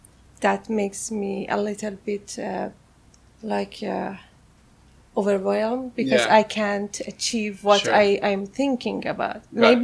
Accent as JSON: {"language": "English", "town": "Tehran", "region": "Tehran Province", "country": "Iran", "tie": "born or raised there", "also_born_or_lived": "Malaysia", "accent": "Farsi", "second_language": "English", "moved": "as an adult", "said": "I was born in Tehran, Iran. In Tehran, okay, Iran, okay. And I left Iran 2009. So I grew up there. I went to university."}